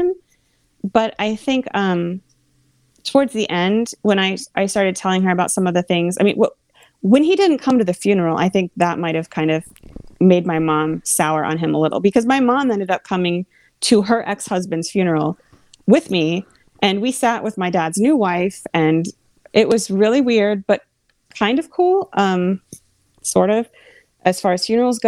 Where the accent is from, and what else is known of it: Central Pennsylvania, United States; born or raised there; moved away as an adult; now in Washington, D.C., United States